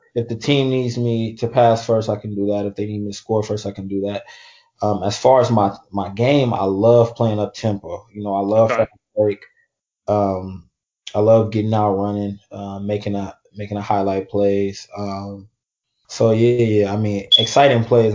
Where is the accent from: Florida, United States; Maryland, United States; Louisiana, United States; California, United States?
California, United States; Oakland; I'm from Oakland, California